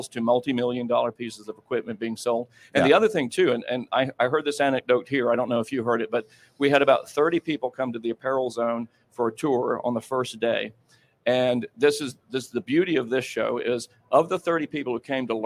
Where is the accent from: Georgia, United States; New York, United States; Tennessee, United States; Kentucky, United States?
Georgia, United States; moved away; Atlanta, my home state